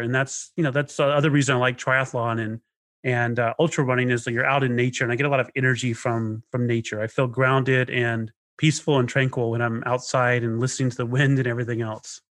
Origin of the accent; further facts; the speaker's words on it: Knoxville, Arkansas, United States; also born or lived in Inland Empire, California; my childhood was pretty rough, you know, especially in Arkansas